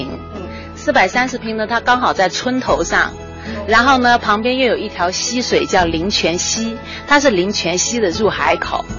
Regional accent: Kunming, Yunnan, China; now in Dali, China; 我们是从昆明下来的。

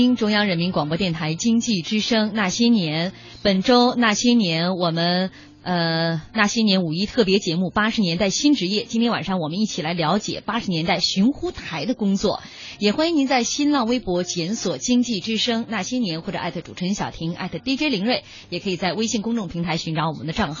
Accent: Shaanxi, China; accent: Northern Shaanxi dialect; 啊，凌睿的东北话哈，和我的陕北话，

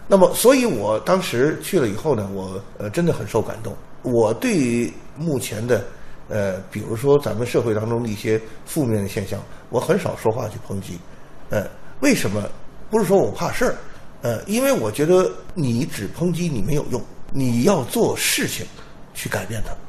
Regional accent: China; 我们中国有自己的传统文化

